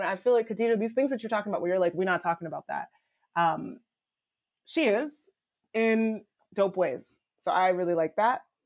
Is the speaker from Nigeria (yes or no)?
yes; Nigeria; moved away; I'm Nigerian immigrant. I was not born here. My, I'm, I immigrated here.